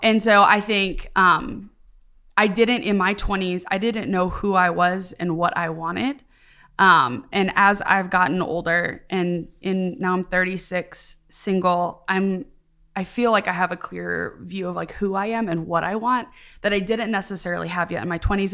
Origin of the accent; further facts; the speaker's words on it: Midwest, United States; also born or lived in East Coast; now in the South, United States; I grew up in the Midwest, then lived ten years on the East Coast, and then moved to the South